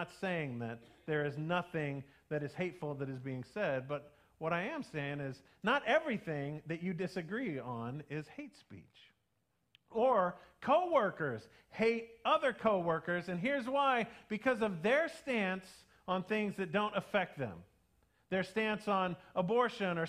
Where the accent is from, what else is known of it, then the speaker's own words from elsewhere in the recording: United States; we still are all Americans